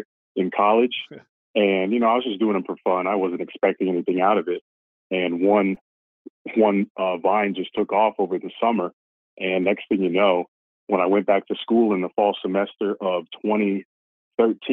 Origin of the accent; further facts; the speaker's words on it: Florida, United States; also born or lived in Pennsylvania / Boca Raton, Florida; I've been in Florida my entire life, pretty much. Moved here from Pennsylvania when I was 3